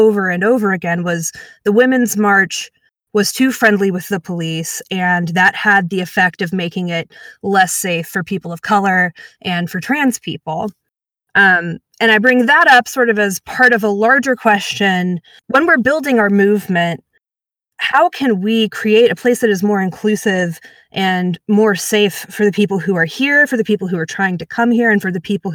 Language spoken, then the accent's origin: English; Atlanta, Georgia, United States; I'm actually from Atlanta, born and raised, still live here.